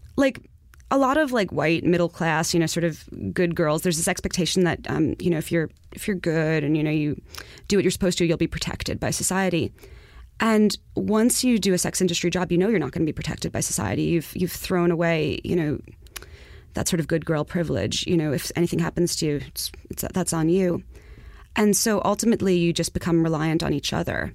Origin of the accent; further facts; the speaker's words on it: New York City, New York, United States; I'm from Far Rockaway